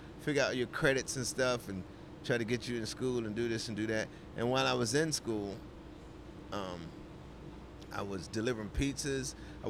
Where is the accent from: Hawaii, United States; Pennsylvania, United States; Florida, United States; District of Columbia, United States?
District of Columbia, United States; Washington; also born or lived in New York City / Charlotte, North Carolina; we moved to D.C. when I was 10